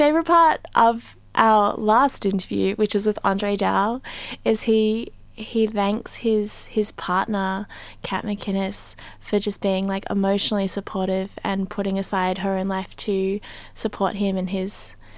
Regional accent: Australia; growing up in Australia, my mother, who's Chinese American

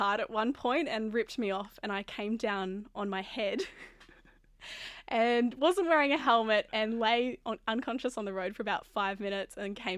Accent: South Grafton, New South Wales, Australia; also born or lived in Palmers Island; now in Sydney, Australia; I grew up in South Grafton and moved around a little bit on the lands of the Bundjalung and Gumbangia people

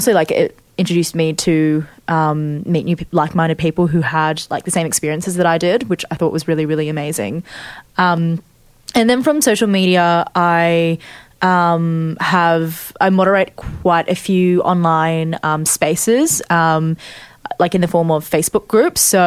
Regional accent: Australia; I identify as Chinese Australian

